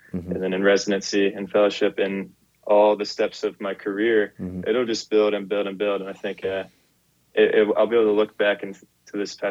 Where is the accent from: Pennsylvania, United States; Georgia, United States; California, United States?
Georgia, United States; I'm from Georgia, mm-hmm. the peach state.